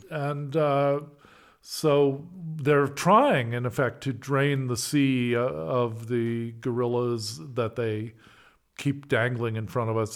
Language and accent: English; California, United States; moved away as an adult; also born or lived in Berkeley / New Zealand / Moscow / Ireland; I'm a Californian